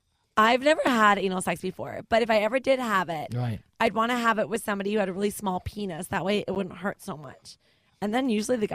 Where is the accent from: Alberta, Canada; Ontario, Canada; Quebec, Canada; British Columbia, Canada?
British Columbia, Canada; Vancouver; I grew up in Vancouver, on a totally different side of the country